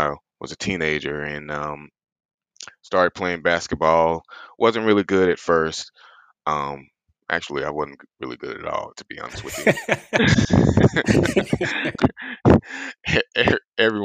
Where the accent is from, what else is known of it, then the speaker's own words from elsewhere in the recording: South Carolina, United States; I'm a small town kid out of South Carolina. Probably didn't grow up with the healthiest of backgrounds. As a matter of fact, I'm from the South, so we do a lot of soul food cooking down here.